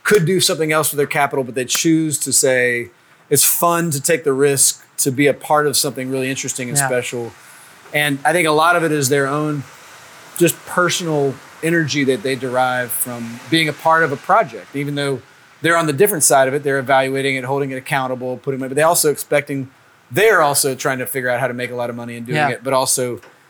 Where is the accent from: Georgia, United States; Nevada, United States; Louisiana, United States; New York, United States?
Louisiana, United States; Lake Charles; also born or lived in California; now in Baton Rouge, United States; I'm from Lake Charles, Louisiana originally